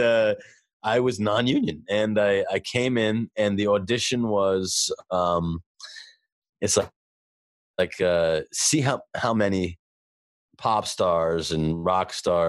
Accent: New York City, New York, United States; I'm from Brooklyn

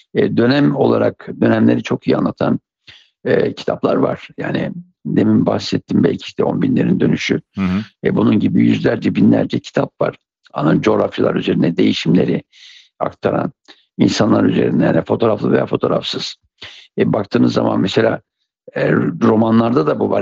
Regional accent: Siirt Province, Turkey; Siirt'te doğmuşum.

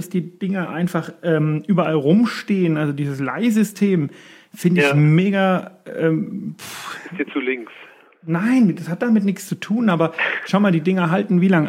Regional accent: Erlangen, Bavaria, Germany; ich meine, man muss sagen, ich komme aus Erlangen, ne? Und Erlangen ist eine, ja, nennen wir es mal sehr fahrradaffine Stadt.

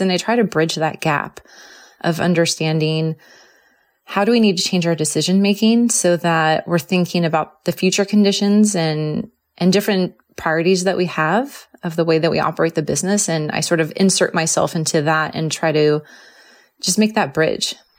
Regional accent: Southern California, United States; also born or lived in San Diego; I grew up in Southern California where fires were not there

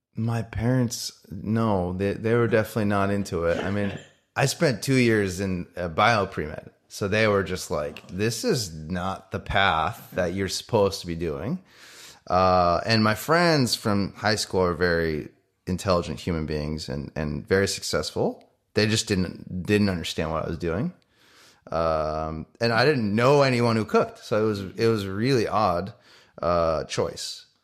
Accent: Connecticut, United States; also born or lived in Japan / New York; now in Los Angeles, United States; Then we moved to the States, uh, for my dad's work, and then I grew up in Connecticut

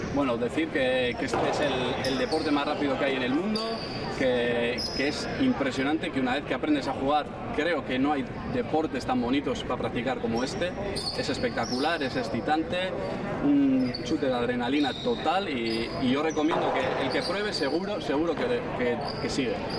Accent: Basque Country, Spain; moved away as an adult; now in South Florida, United States; yo soy del País Vasco

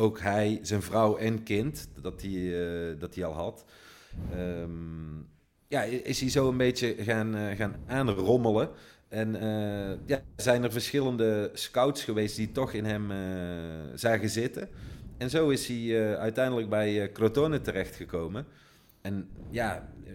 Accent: Netherlands; now in Italy; Zeggen wij dan als Nederlanders

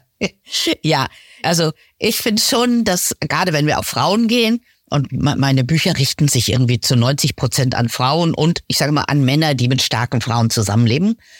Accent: Lower Saxony, Germany; moved away as an adult; also born or lived in Munich; Ich komme aus Niedersachsen, aus einem Dorf.

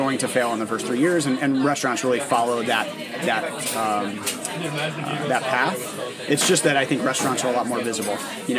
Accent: New Rochelle, New York, United States; moved away; I grew up in New Rochelle

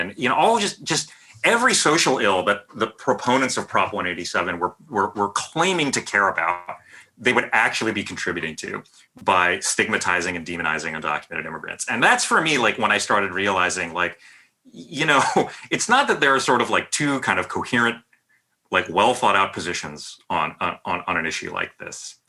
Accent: San Jose, California, United States; moved away as an adult; now in New York, United States; Having grown up in the Bay Area, I still think of myself as like a Bay Area person, even though I've been living in New York pretty much for over 20 years now

